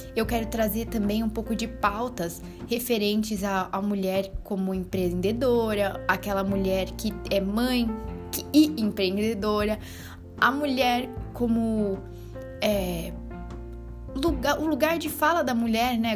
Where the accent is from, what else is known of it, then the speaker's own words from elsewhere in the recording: São Paulo, Brazil; accent: Brazilian; moved away as an adult; now in Portugal; Eu sou brasileira, dá para perceber pelo sotaque. Sou de São Paulo, capital. Tatuapé, meu bairro